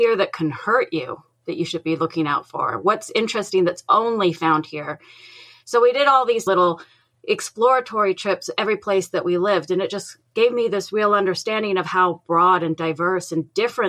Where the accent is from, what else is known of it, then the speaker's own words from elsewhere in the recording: England, United Kingdom; I'm originally from England, but my dad worked in the aircraft industry. So we moved around a lot, almost like a military brat.